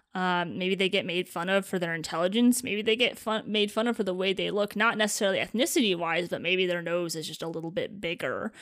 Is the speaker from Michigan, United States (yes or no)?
yes; East Lansing, Michigan, United States; I grew up around Michigan State University.